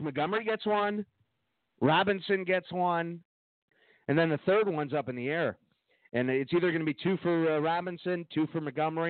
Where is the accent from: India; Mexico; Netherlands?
Mexico; Well, we come from Mexico, Clark.